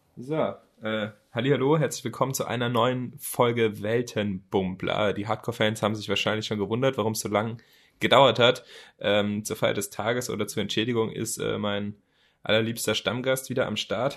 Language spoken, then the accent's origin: German; Mannheim, Baden-Württemberg, Germany; von Monheim, Mannheim, mein, meiner Heimat